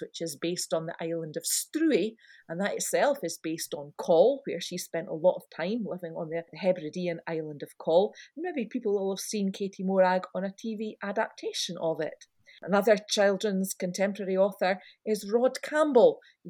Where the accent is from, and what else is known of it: Scotland, United Kingdom